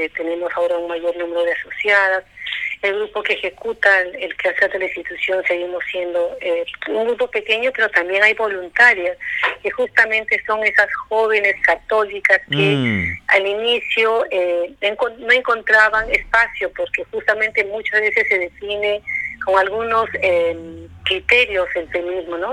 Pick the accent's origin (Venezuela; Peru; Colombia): Peru; así somos los peruanos